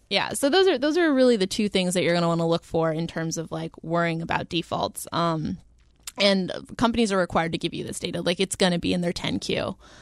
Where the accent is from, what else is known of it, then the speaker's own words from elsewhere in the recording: the South, United States; moved away; technically I grew up in the South.